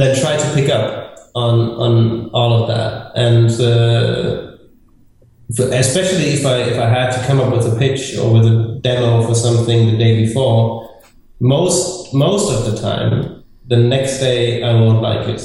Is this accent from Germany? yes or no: yes; southwest Germany, Germany; English is a second language; moved away as an adult; now in Berlin, Germany; I was born in the very north of Germany, and then lived in the southwest for most of my life